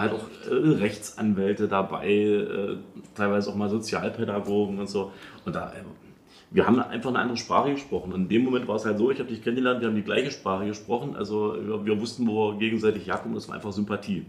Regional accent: Halle, Saxony-Anhalt, Germany; ich komme ja aus Halle

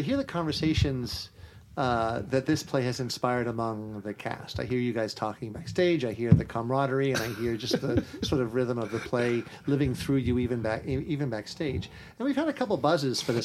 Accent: Las Vegas, Nevada, United States; somebody who was born in Las Vegas

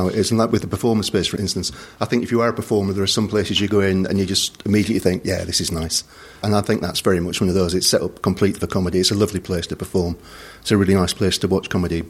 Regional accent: Bradford, Yorkshire and the Humber, United Kingdom; moved away; I'm originally from Bradford, and the Alhambra in Bradford has a great pantomime tradition. So growing up, I remember I saw Les Dawson perform there.

